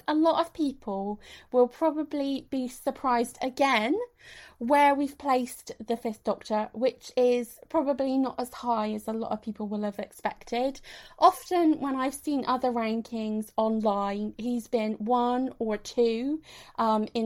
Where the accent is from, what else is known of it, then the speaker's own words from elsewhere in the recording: West Country, South West England, United Kingdom; we're from the West Country, and for that particular type of shoes, we use the word daps.